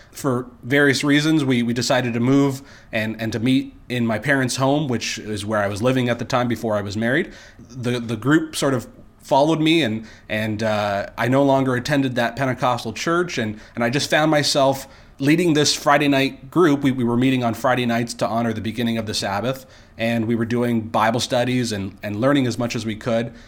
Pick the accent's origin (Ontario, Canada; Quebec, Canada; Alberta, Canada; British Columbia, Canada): Ontario, Canada; near Niagara Falls; I grew up in Ontario, Canada here.